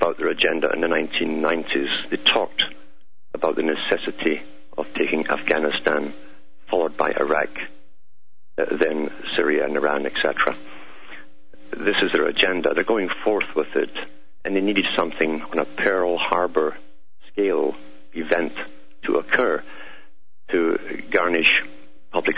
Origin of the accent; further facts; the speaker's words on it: Scotland, United Kingdom; If you're wondering about my accent, it's because I'm from Scotland, born and bred there, and raised there.